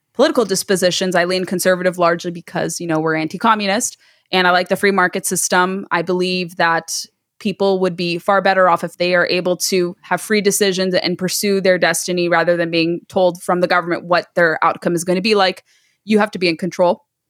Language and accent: English; United States; being first generation American, growing up in America